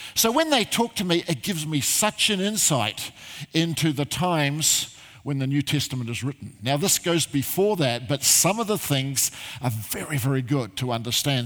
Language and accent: English; Christchurch, Canterbury, New Zealand; moved away as an adult; now in Australia; I originally come from uh, uh, Christchurch, I grew up there